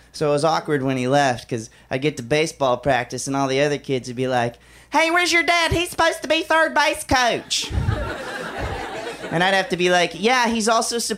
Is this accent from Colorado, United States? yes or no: no; Alabama, United States; I'm from Alabama, and those are two of the more interesting things about me. Uh, when I was a kid back in Alabama, um, I was in an emo band.